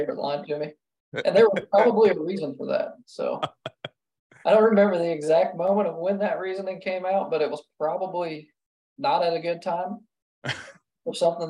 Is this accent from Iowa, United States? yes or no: yes; Davenport, Iowa, United States; moved away; also born or lived in the Carolinas; I was born in Iowa, Davenport